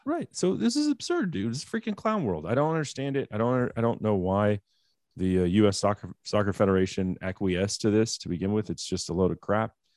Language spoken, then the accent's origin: English; United States; I'm an American